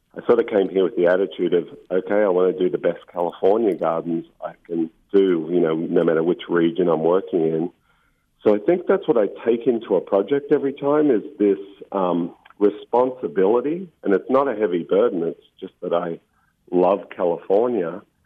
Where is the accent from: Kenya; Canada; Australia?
Australia; Victoria; moved away as an adult; also born or lived in Mornington Peninsula, Victoria / United Kingdom; now in Monterey, United States; I was 11 and I moved to a place called the Mornington Peninsula on the southern coast of Australia